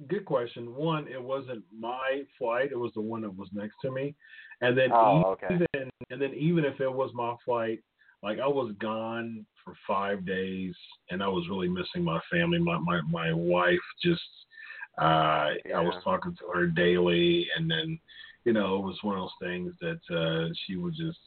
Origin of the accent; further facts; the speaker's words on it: Ohio, United States; It was in my home state as well